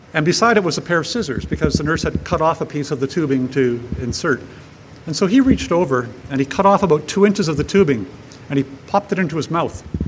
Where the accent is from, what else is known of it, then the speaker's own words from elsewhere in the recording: Powell River, British Columbia, Canada; my hometown of Powell River on the northern Sunshine Coast